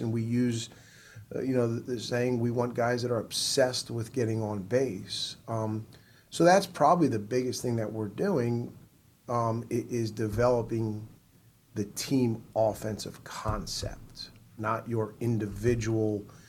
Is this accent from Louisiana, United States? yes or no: no; New Jersey, United States; now in South Carolina, United States; I'm originally from New Jersey.